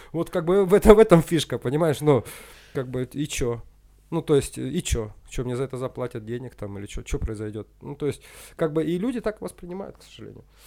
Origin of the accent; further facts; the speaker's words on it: Usinsk, Komi Republic, Russia; moved away as an adult; also born or lived in Kyiv, Ukraine; now in Moscow, Russia; я парень из Усинска